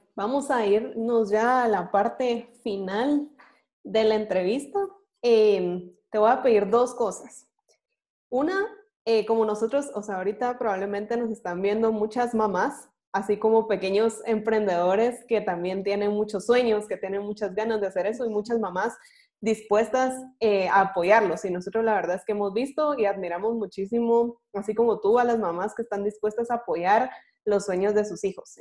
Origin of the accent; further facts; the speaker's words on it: Guatemala; como guatemaltecos